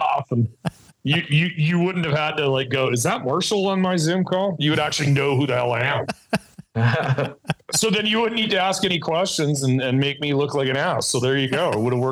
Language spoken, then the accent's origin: English; Winnipeg, Manitoba, Canada; moved away as an adult; now in California, United States; I'm from Winnipeg